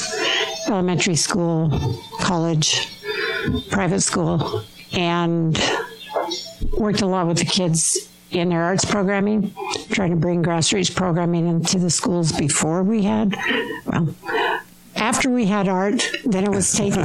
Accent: Rigby, Idaho, United States; now in Utah, United States; I'm from southern Idaho

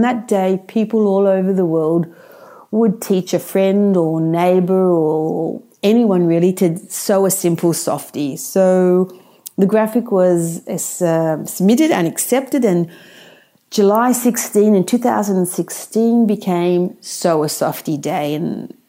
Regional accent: Australia; also born or lived in Sydney, Australia; I live in Sydney, Australia

